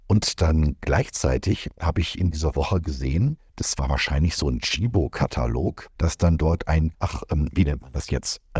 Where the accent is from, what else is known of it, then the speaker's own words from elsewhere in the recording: Germany; Also ich bin kein Amerikaner, ich bin Europäer, ich bin Deutscher.